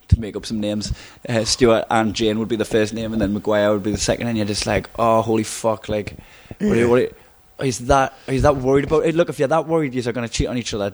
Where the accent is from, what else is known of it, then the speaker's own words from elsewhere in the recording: Blyth, North East England, United Kingdom; I come from Blythe as well.